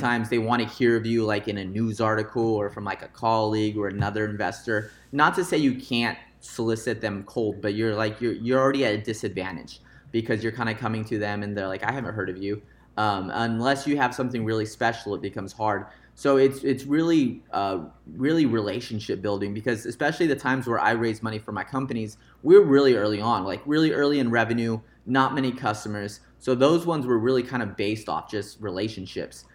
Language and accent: English; Visalia, California, United States; now in Fresno, United States; I was born into uh, a suburb or a small town called Visalia, kind of the outskirts of Fresno here, and um, a big influence was my dad because when we grew up in Visalia